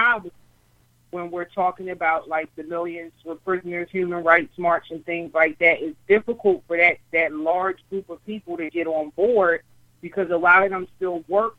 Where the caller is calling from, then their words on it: New Jersey, United States; I'm from New Jersey.